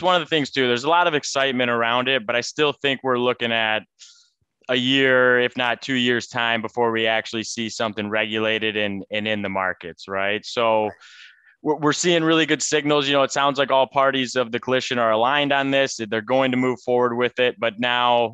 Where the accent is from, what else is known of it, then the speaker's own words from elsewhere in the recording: Michigan, United States; moved away as an adult; also born or lived in Tennessee; now in Lisbon, Portugal; I grew up in Michigan